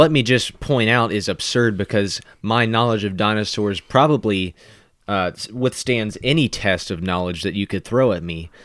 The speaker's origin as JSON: {"language": "English", "region": "Kentucky", "country": "United States", "said": "I would just say, \"Oh, I'm from Kentucky,\" and then I might even describe a certain region of Kentucky that I'm from"}